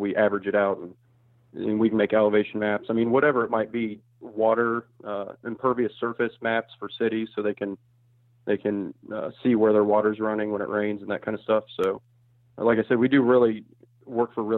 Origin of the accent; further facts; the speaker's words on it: Springfield, Ohio, United States; moved away as an adult; now in Dayton, United States; I am from Springfield, Ohio, which is between Dayton, Ohio and Columbus